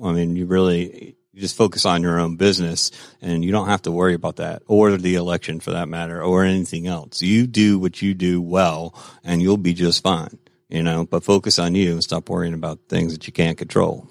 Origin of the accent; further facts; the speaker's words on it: Florida, United States; now in Georgia, United States; I grew up in Florida